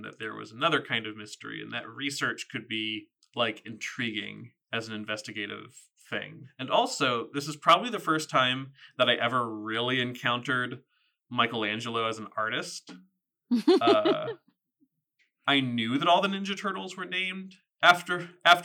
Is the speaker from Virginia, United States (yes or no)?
yes; southern Virginia, United States; moved away; growing up in Virginia, and specifically in the, like, the southerner part of Virginia